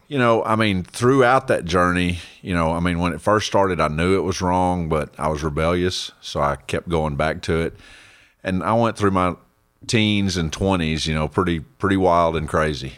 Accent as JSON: {"language": "English", "region": "Central Texas", "country": "United States", "tie": "born or raised there", "said": "I was born and raised out in Texas, Central"}